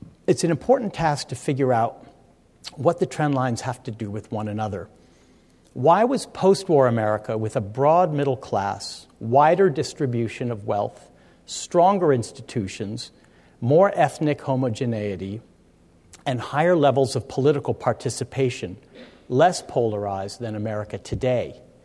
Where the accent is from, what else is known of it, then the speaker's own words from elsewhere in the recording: Stanford, California, United States; I grew up at Stanford